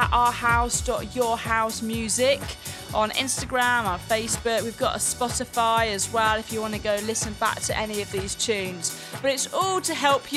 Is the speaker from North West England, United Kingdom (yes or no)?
yes; Manchester, North West England, United Kingdom; I'm from Manchester, UK, and I'm a DJ there